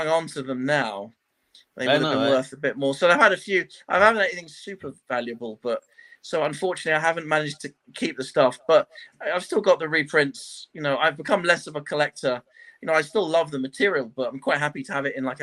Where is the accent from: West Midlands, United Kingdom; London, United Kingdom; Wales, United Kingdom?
London, United Kingdom; I was born and raised in London, which is where I still live. So I've always lived in North London since I was born.